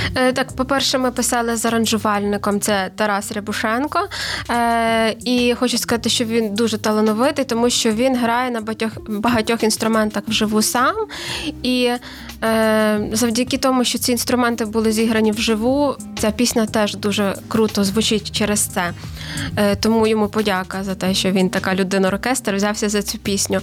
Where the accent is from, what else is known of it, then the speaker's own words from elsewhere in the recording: Ivano-Frankivsk, Ivano-Frankivsk Oblast, Ukraine; я з Івано-Франківська